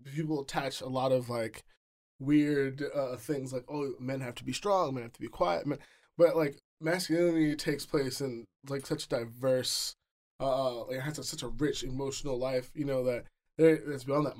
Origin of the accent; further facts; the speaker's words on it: New York City, New York, United States; now in Seattle, United States; I'm from the Bronx, you know. I was, I was born in New York City proper